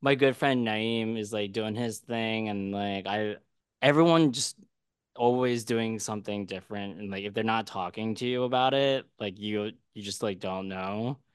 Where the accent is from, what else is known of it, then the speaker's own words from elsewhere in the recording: Philadelphia, Pennsylvania, United States; I'm from Philly, and I used to go to the Matt Deason block parties all the time